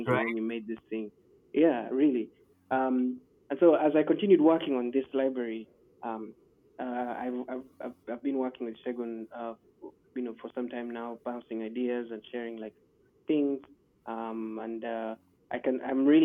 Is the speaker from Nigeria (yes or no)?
yes; Nigeria; I'm from Nigeria